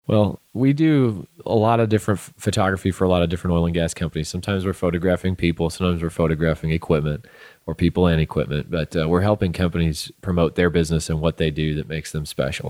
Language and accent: English; St. Louis, Missouri, United States; moved away as an adult; also born or lived in Southern Illinois; now in Midland, United States; I'm from Saint Louis, Missouri originally